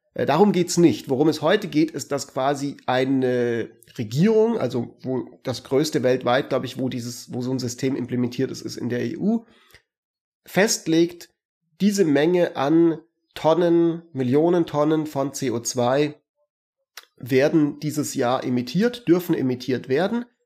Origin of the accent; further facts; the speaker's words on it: Germany; bei uns in Deutschland